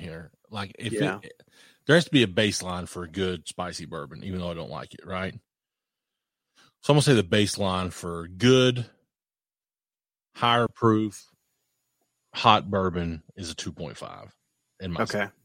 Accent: Morehead, Kentucky, United States; I grew up in Moorhead, the hardwood capital of the world.

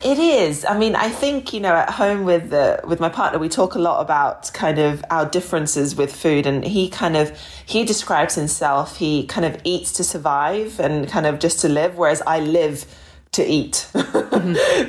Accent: Australia; growing up in Australia when I was a young girl

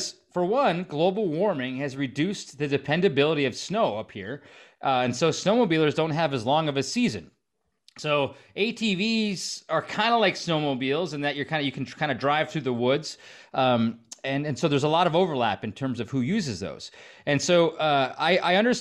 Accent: Stevens Point, Wisconsin, United States; I grew up in Stevens Point

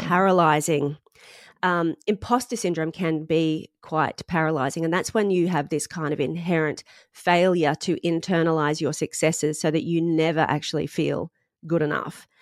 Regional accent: Sunshine Coast, Queensland, Australia; moved away as an adult; now in London, United Kingdom; I'm from the Sunshine Coast

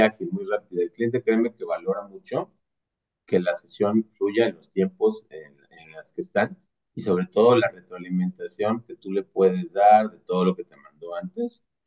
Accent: Mexico; also born or lived in near Mexico City; básicamente soy un mexicano, orgullosamente mexicano, vivo cerca de la Ciudad de México

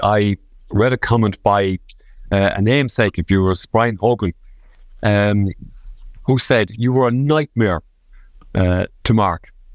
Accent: Galway, Connacht, Ireland; I'm from Galway

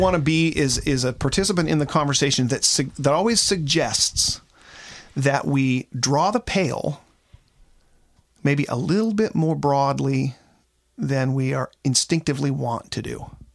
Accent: Seattle, Washington, United States; I come from Seattle, Washington, where it rains all the time.

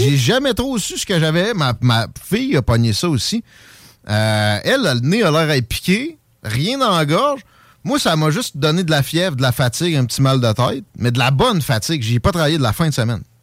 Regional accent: Lévis, Quebec, Canada; now in Quebec City, Canada; je m'ennuie un peu de mon South Shore natal

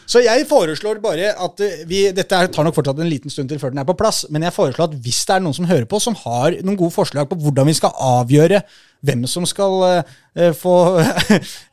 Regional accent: Oslo, Norway; det blir kanskje avslørt her på at jeg er fra Oslo

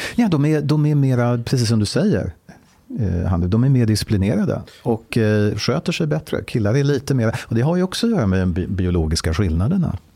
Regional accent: Stockholm, Stockholm County, Sweden; Jag är född och uppvuxen i Stockholm

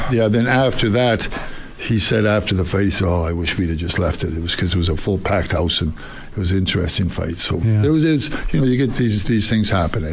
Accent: Alberta, Canada; I'm from Alberta

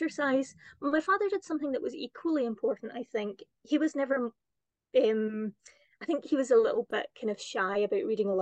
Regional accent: Kirkintilloch, Scotland, United Kingdom; moved away as an adult; also born or lived in Cameroon / Malawi / China; where I grew up in Kirkintilloch

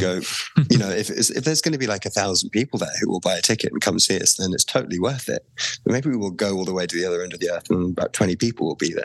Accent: England, United Kingdom; as a an English person

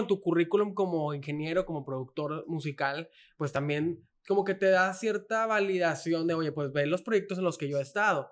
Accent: Mexico; somos los mexicanos

